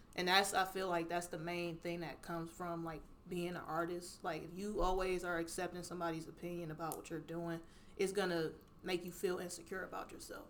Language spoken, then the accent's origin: English; Cleveland, Ohio, United States; accent: little countryness; I grew up here, Cleveland, Ohio. Like this is my city.